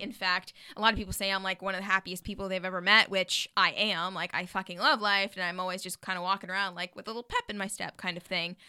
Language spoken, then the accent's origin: English; Jackson, Wyoming, United States; now in Los Angeles, United States; we're from Jackson, Hole, Wyoming